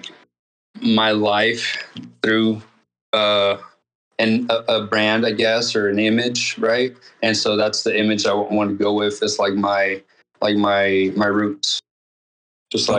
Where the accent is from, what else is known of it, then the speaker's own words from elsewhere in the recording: Xalapa, Veracruz, Mexico; now in Dallas, United States; I'm from Jalapa, Veracruz